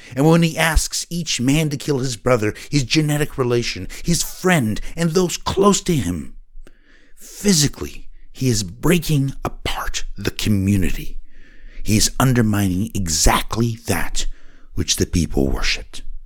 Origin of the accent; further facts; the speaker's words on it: Oregon, United States; Growing up in Oregon, our father taught us passion